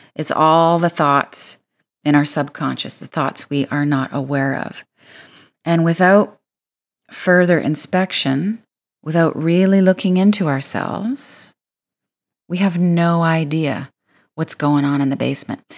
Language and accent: English; Windsor, Ontario, Canada; I am from Windsor, Ontario